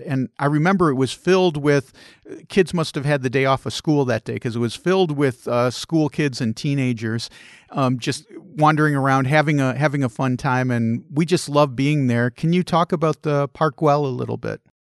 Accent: United States; as an American

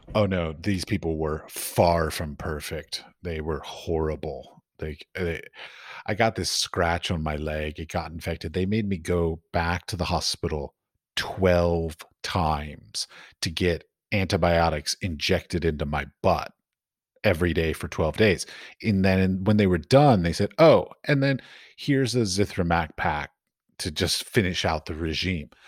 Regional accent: United States; I come from America, which is very capitalistic

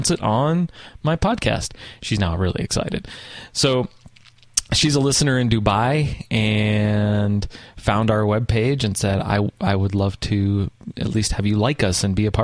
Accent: the West, United States; I'm from the West.

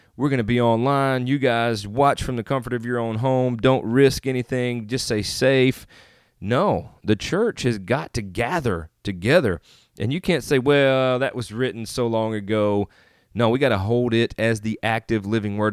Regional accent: Northeast Mississippi, United States; also born or lived in Northeast Arkansas; now in Jonesboro, United States; I live in Northeast Arkansas right now, just outside of Jonesboro, Arkansas, but I am originally from Northeast Mississippi.

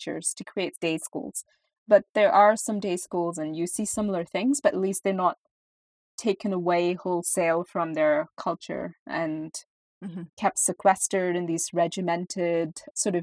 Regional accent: India; in India, because we have been under British rule for such a long time

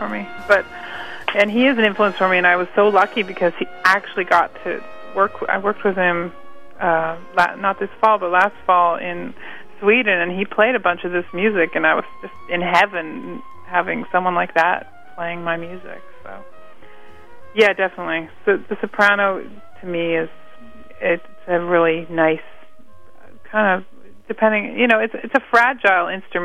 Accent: West Coast, Canada; moved away; with my sister and myself, where we grew up on the West Coast.

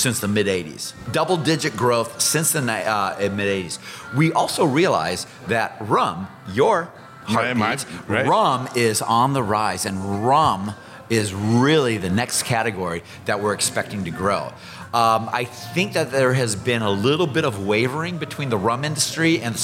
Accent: Iowa, United States; accent: Iowa; I'm from Iowa, and I'm also a military man

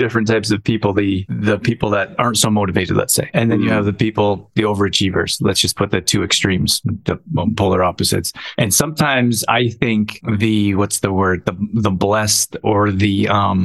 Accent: Canada; I grew up in Canada

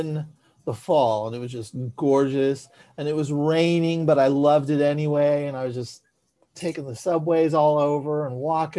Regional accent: San Francisco, California, United States; growing up in San Francisco, Los Angeles felt like it was, you know, thousands of miles away.

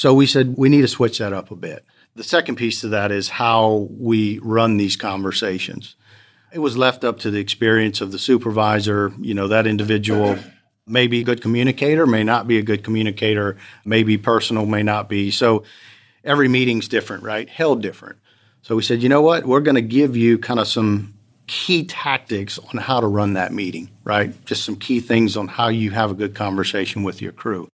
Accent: Lafayette, Louisiana, United States; I'm from Lafayette, Louisiana, born and raised there.

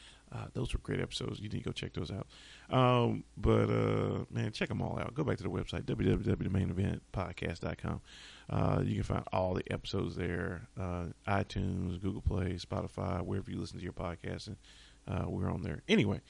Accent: the South, United States; Remember, I'm from the South. and so a lot of people I know are from the South

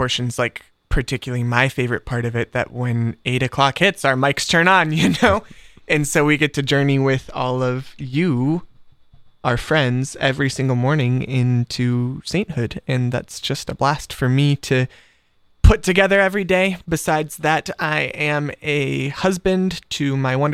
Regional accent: Columbus, Ohio, United States; also born or lived in North Carolina / Hilliard, Ohio; I'm from here in Columbus. I was born in North Carolina, and I lived there for the first 6 months of my life, and then I moved to Ohio, and I've never been back. So I consider myself pretty much an Ohio native. All of my memories are here. I grew up on the east side of town in Gahanna area

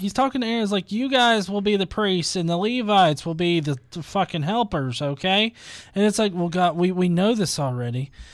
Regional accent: the American South, United States; as a Southerner

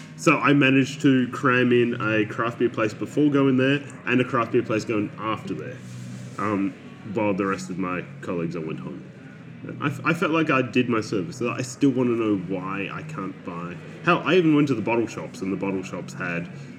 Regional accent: Ballarat, Victoria, Australia; I grew up in Ballarat

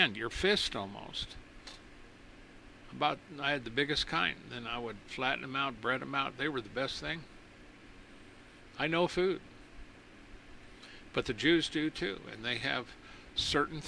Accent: United States; I'm an American

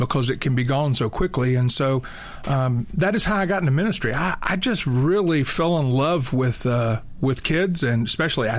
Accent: Tennessee, United States; I grew up in Tennessee

